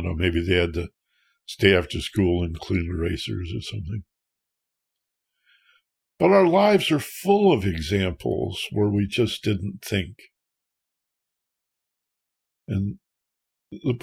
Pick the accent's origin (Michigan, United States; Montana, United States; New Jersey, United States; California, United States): Michigan, United States; where I grew up in Michigan